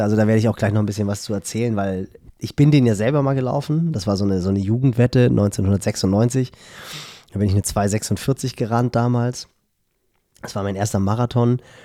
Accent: Hamburg, Germany; woher ich halt komme. Ich so, ja, Hamburgo.

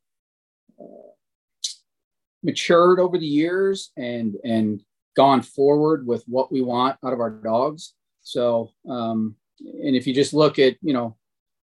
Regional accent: Sterling Heights, Michigan, United States; now in Gwinnett County, Georgia, United States; I grew up in Metro Detroit. Sterling Heights was the city I've actually grew up

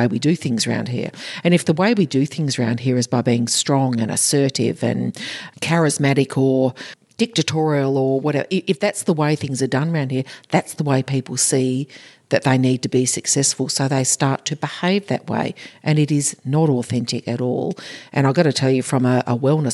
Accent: Australia; in Australia is part of our culture, AFL, part of our culture.

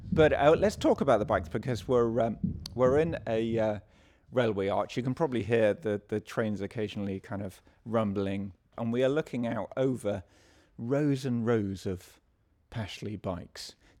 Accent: Yorkshire and the Humber, United Kingdom; now in London, United Kingdom; I'm a Yorkshireman

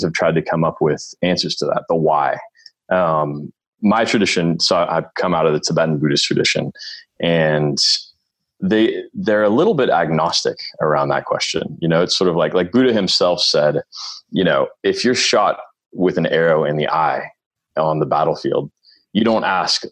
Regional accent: Northern California, United States; I'm born and raised in Northern California

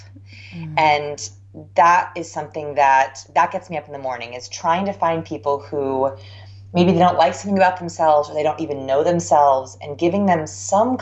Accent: Southern California, United States; I grew up in Southern California, so it never rained

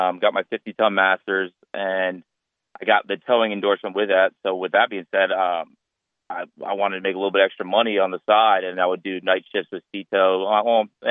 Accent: near Long Beach Island, New Jersey, United States; moved away as an adult; now in Wilmington, United States; I'm originally from South New Jersey, kind of just outside the Long Beach Island area. Always grew up on the water, and I moved down to Wilmington, North Carolina to go to school

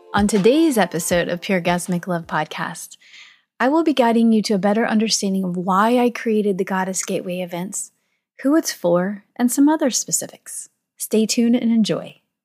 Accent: St. Louis, Missouri, United States; I am from Saint Louis, Missouri.

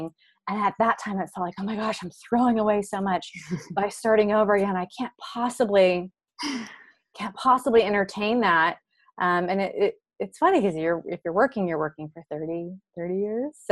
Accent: Hawaii, United States; growing up in Hawaii, you're a little bit more limited to what you're exposed

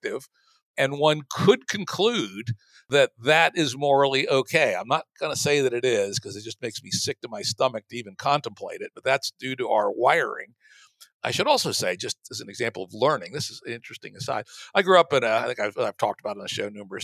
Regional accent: the South, Southern United States, United States; born or raised there; moved away as an adult; also born or lived in Bay Area

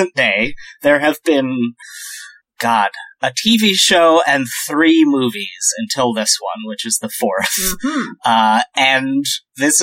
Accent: United States; I'm American

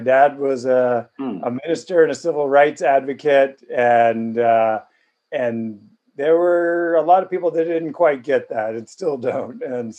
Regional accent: Charleston, South Carolina, United States; moved away as an adult; now in Hawaii, United States; Yeah, born and raised in Charleston, South Carolina, or South Kakalaki, as we used to refer to it.

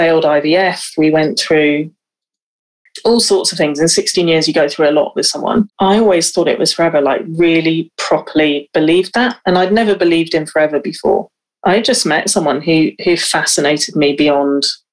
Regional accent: West Wales, United Kingdom; growing up in West Wales

